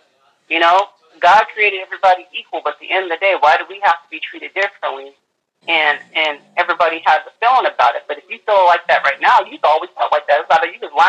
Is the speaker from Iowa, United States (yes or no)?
no; Fresno, California, United States; I'm from Fresno, California.